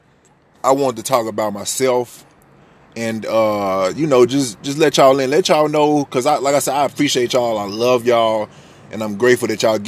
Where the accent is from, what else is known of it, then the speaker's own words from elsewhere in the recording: Memphis, Tennessee, United States; also born or lived in Miami, Florida; I was born in Miami, but I was raised in Tennessee, Memphis, Tennessee